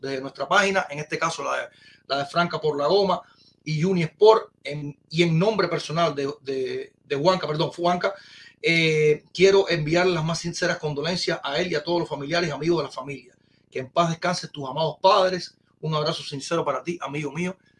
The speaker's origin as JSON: {"language": "Spanish", "country": "Cuba", "said": "somos cubanos"}